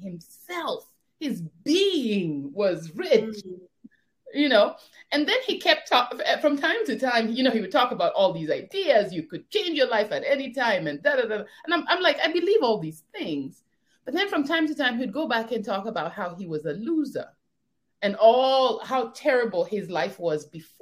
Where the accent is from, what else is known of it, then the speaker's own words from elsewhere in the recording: Kenya; moved away as an adult; also born or lived in Atlanta, United States; now in United States; I'm a Kenyan and I'm also African-American